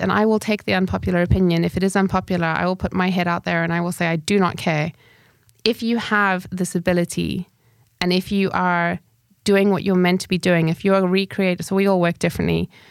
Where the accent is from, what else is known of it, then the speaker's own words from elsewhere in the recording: Zimbabwe; moved away; also born or lived in United Kingdom; having left Zimbabwe and gone into, I moved to the U K, so first world living